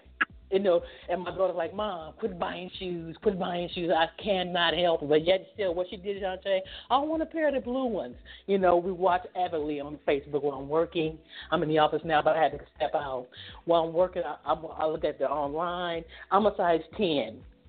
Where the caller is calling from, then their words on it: Atlanta, Georgia, United States; I'm calling from Atlanta, Georgia.